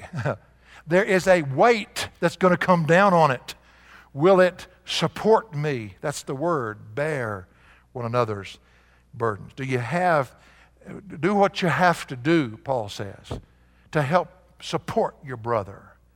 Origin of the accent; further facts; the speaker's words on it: the South, United States; accent: Southern; now in Albuquerque, United States; we're from the South